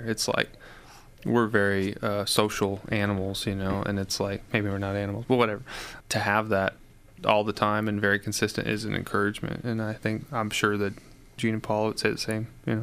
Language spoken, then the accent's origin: English; Chicago, Illinois, United States; growing up in Chicago